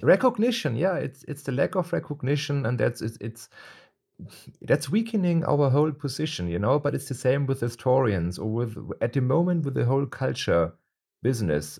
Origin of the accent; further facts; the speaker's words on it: Munich, Bavaria, Germany; I am born in Munich and I am Bavarian